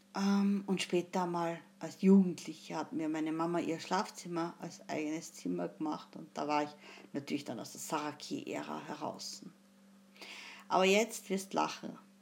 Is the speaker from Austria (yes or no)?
yes; Austria; wie man sagt bei uns in Österreich